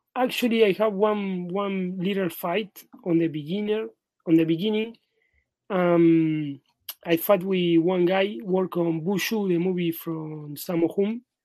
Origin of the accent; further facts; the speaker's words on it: Buenos Aires, Argentina; also born or lived in Madrid; I am in my hometown right now in Buenos Aires, in Argentina